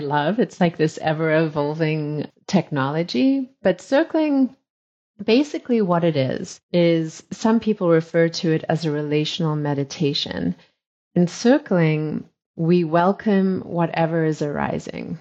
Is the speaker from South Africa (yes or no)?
yes; South Africa; I was born in South Africa, and my family, at that time when I was born to South Africa, there was a strong British influence.